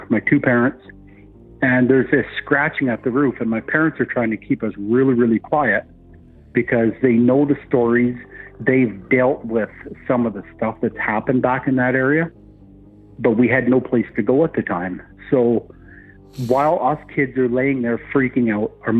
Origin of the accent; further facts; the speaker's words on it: northern Ontario, Canada; now in Alberta, Canada; I grew up in northern Ontario